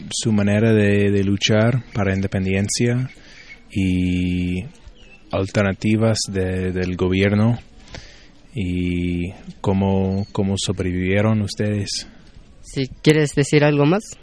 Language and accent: Spanish; United States; de Estados Unidos.